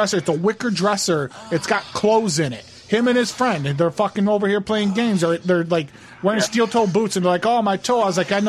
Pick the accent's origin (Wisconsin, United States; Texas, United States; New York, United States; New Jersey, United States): New Jersey, United States; Trenton; Yeah, I was from Trenton, New Jersey originally. I was out in that area